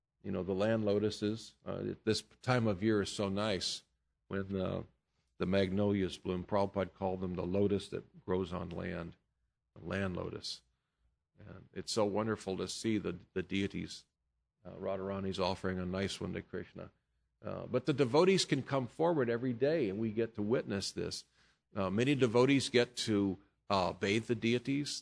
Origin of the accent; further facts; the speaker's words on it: United States; I'm an American